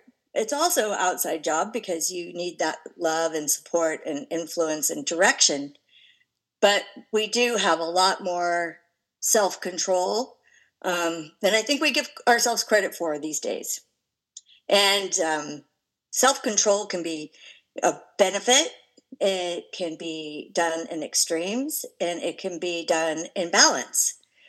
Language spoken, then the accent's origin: English; California, United States; born there; I'll start by saying I was born in California in the 60s, and I was born to that perfect hippie family.